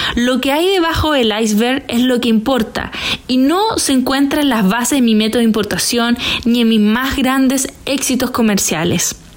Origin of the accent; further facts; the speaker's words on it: Chile; moved away as an adult; also born or lived in China / Hong Kong; a mi vuelta a Chile en el año 2020